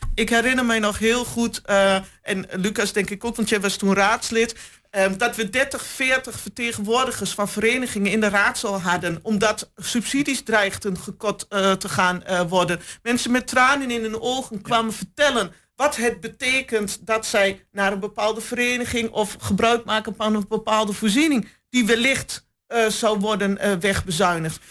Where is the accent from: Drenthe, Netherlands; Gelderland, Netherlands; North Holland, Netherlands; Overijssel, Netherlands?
Overijssel, Netherlands; Hengelo; geboren en getogen in Hengelo.